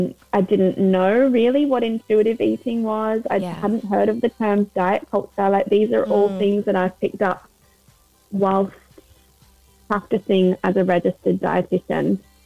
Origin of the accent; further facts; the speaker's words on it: Australia; now in London, United Kingdom; I'm a registered dietitian. I'm based in London, but I moved over from Australia about 4 years ago.